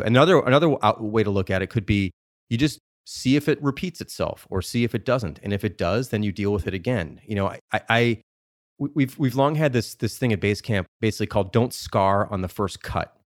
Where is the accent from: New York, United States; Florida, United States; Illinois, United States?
Illinois, United States; Chicago; I'm from Chicago when I was much younger